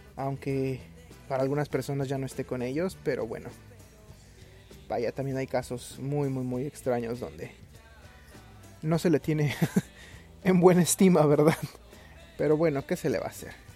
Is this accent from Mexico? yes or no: yes; Mexico City, Mexico; moved away; mi ciudad de origen, que es la Ciudad de México